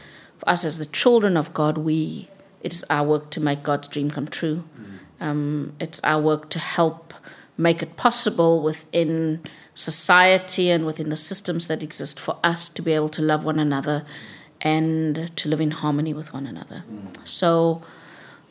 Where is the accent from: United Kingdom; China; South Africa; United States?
South Africa; I grew up in South Africa during a time when I think the liberation struggle against apartheid was at its most intense.